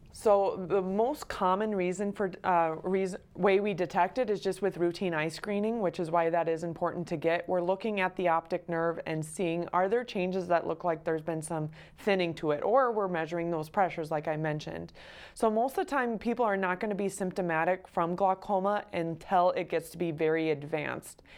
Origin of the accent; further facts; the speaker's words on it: Belle Fourche, South Dakota, United States; also born or lived in Detroit, Michigan; I am born and raised in South Dakota. I grew up in Belfouche